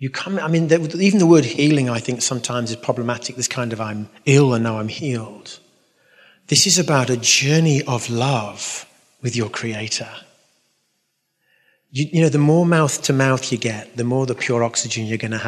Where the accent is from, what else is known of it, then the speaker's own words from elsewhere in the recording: London, United Kingdom; accent: London; It's my London accent